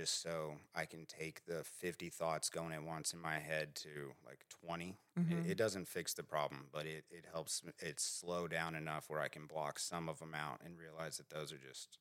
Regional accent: Edmond, Oklahoma, United States; I'm from Edmond.

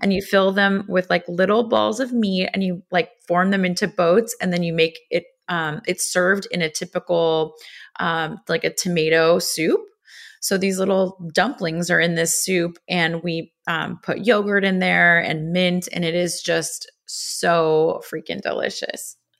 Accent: Los Angeles, California, United States; I grew up in Los Angeles

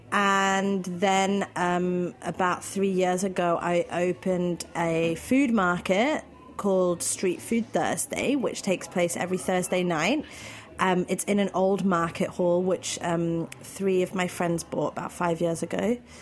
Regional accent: London, United Kingdom; moved away as an adult; now in Berlin, Germany; I'm from London

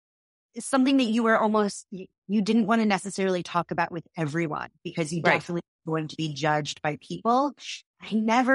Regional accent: Massachusetts, United States; I grew up in Massachusetts.

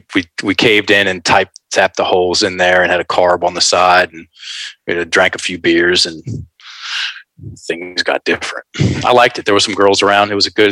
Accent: the South, United States; I'm a Southern rock guy. I'm from the South.

